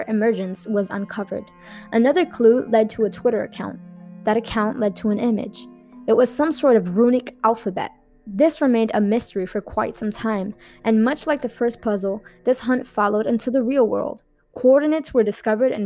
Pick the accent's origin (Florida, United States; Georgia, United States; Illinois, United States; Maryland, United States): Florida, United States; Miami; I'm from Miami